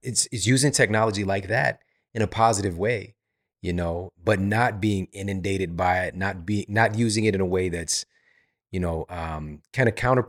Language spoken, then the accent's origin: English; St. Louis, Missouri, United States; because I'm from Missouri, from St. Louis, same thing.